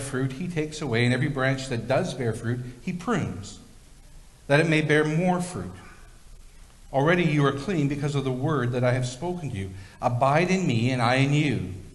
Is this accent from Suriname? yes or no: no; Victoria, British Columbia, Canada; when I was a little kid, I grew up in Victoria near one of the oldest cemeteries in British Columbia, the Ross Bay Cemetery.